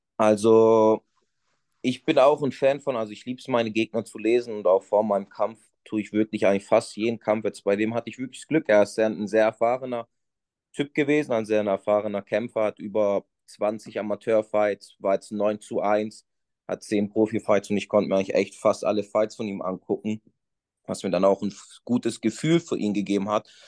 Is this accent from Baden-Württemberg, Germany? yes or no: yes; Stuttgart, Baden-Württemberg, Germany; also born or lived in Portugal; ich bin hier in Deutschland geboren und bin bis ich acht Jahre alt war, eigentlich auch hier in Deutschland groß geworden, im Schwabenländle, nee, Stuttgart